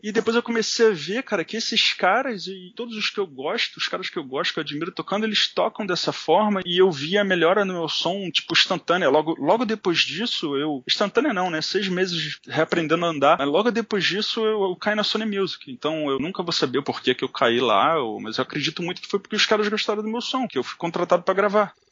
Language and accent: Portuguese; Brazil; eu sou brasileiro